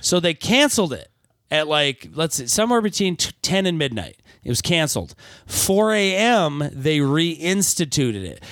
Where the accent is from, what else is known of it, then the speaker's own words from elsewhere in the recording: Michigan, United States; Michigan, my home state